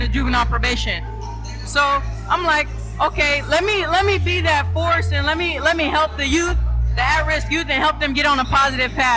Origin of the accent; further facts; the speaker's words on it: San Diego, California, United States; I grew up in Southeast San Diego off of 47th and Market Street.